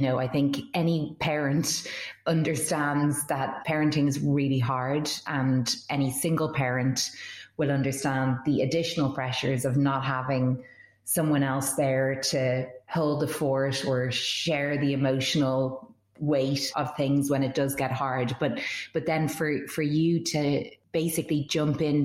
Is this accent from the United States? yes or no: no; Ireland; I grew up in Ireland